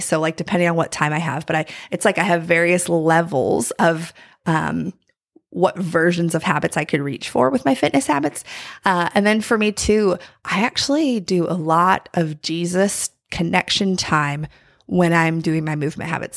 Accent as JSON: {"language": "English", "region": "North Carolina", "country": "United States", "tie": "born or raised there", "said": "I'm from North Carolina, and there's, like, a famous bakery, uh, in my hometown"}